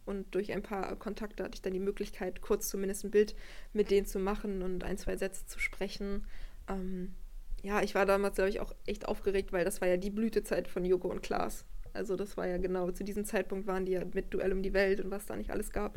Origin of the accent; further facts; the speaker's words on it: Wolfsburg, Lower Saxony, Germany; ich komme aus Wolfsburg, bin hier aufgewachsen